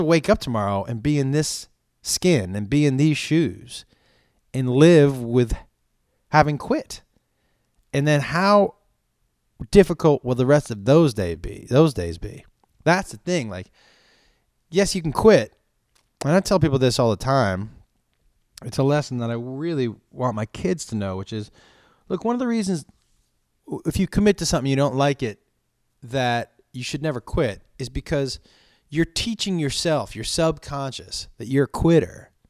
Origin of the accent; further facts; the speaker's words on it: East Coast, United States; I think growing up on the East Coast, it's a different style of humor.